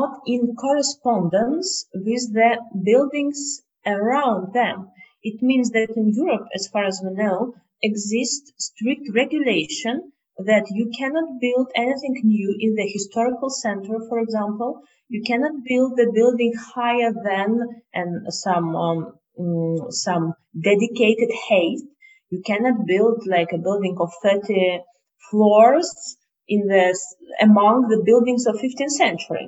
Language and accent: English; Moscow, Russia; we are from Moscow and we live in Moscow.